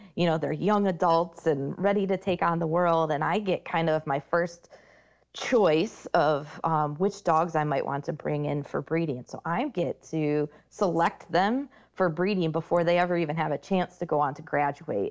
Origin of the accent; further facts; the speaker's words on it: Michigan, United States; moved away as an adult; Leader Dogs for the Blind is based out of Michigan, and that's actually my home state